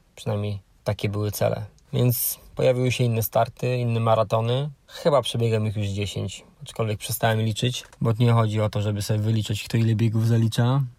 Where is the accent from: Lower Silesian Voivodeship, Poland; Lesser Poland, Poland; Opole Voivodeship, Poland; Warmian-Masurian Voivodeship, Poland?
Opole Voivodeship, Poland; Brzeg; Pochodzę z niewielkiego miasta, metropolia to na pewno nie jest, brzeg, połowa drogi między Opolem a Wrocławiem